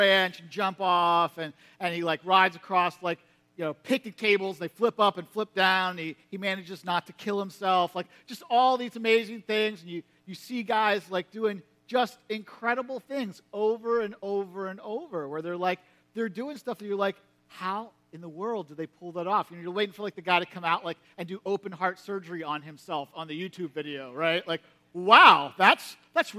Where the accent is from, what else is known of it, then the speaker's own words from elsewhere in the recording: United States; you grew up in Perry County, like me